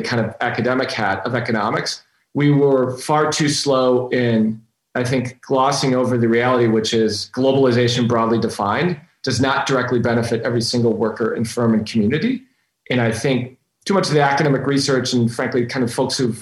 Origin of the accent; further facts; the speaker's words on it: Minnetonka, Minnesota, United States; also born or lived in Robbinsdale, Minnesota; I grew up in a little suburb of the Twin Cities called Minnetonka, Minnesota, born in a suburb called Robbinsdale